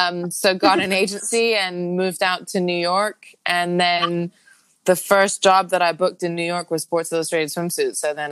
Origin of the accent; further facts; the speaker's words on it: Hong Kong; I was born and raised in Hong Kong, but I am half South Korean, half British.